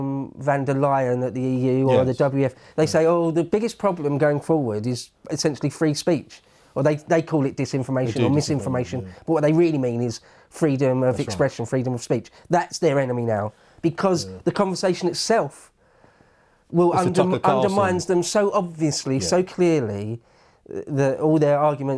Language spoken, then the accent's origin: English; England, United Kingdom; We're English, aren't we?